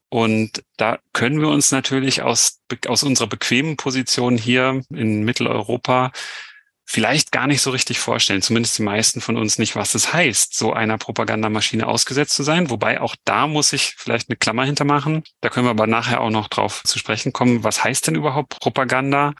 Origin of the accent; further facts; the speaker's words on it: Germany; den wir haben in Deutschland